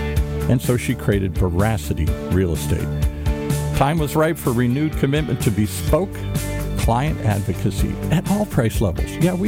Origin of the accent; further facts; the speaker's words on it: Ireland; I'm Irish. I like shenanigans